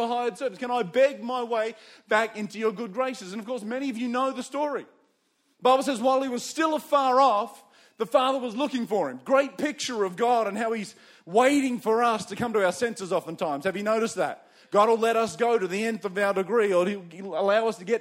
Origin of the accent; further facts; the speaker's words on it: Campbelltown, New South Wales, Australia; also born or lived in Windsor, New South Wales; I was born in the western suburbs of Sydney. I was born in Campbelltown